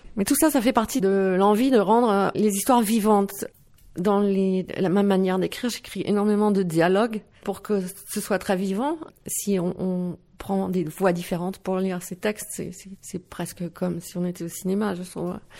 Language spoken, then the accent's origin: French; Bièvres, Île-de-France, France; first language Dutch; moved away as an adult; now in Netherlands; mes parents sont néerlandais, mais j'ai grandi euh, en France, près de Paris, à Bièvre